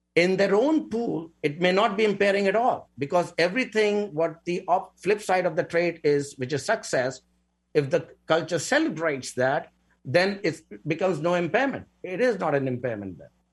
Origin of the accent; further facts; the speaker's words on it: India; moved away; I come from India